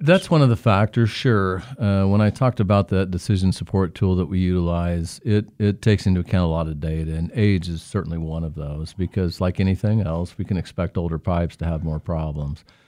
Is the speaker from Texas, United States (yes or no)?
no; Newton, Kansas, United States; I'm from Newton.